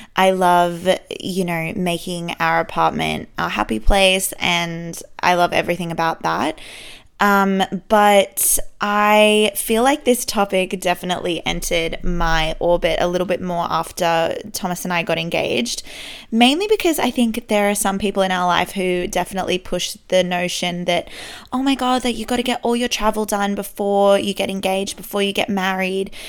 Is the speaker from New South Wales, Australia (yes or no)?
yes; Sydney, New South Wales, Australia; born and raised in Sydney. I love living here.